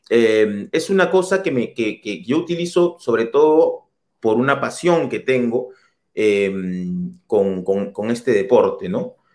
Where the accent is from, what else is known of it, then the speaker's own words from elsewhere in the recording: Lima, Peru; moved away as an adult; also born or lived in Germany; now in Paris, France; yo soy de, yo soy de Madalena del Mar